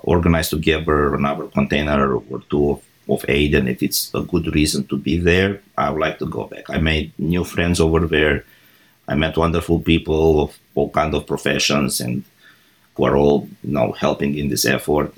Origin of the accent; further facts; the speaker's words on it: Iași, Iași County, Romania; moved away as an adult; now in Houston, United States; my hometown in Iași, which is a big academic city